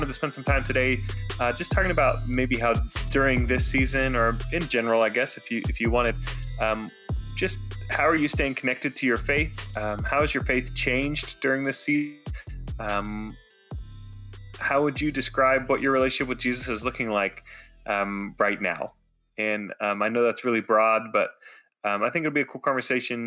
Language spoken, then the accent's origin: English; United States; the other thing about Americans is like we do everything huge